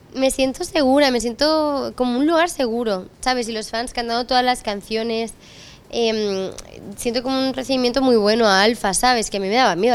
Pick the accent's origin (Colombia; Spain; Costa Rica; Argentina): Spain; soy la primera mujer em, española en hacer un Santiago Bernabéu